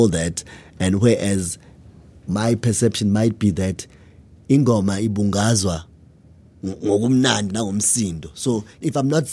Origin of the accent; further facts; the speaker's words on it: Matateni, KwaZulu-Natal, South Africa; in the environment I grew up in Matateni, in KwaZulu-Natal